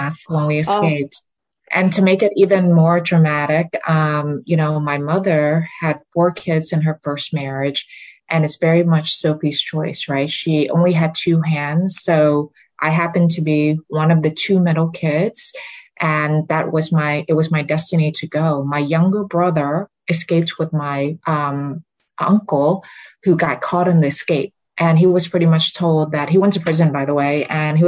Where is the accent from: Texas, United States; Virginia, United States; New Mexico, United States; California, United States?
Virginia, United States; Richmond; first language Vietnamese; English is a second language; moved away as an adult; also born or lived in Vietnam; now in New York City, United States; I grew up in Virginia